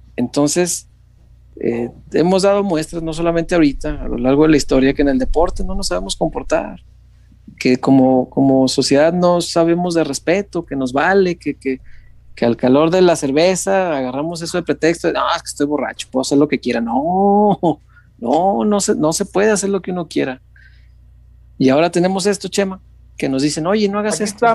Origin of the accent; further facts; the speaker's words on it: Mexico; Pues que de México